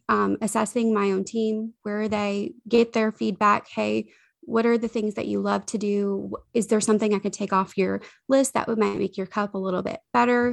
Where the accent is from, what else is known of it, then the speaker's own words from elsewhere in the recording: the South, United States; we are from the South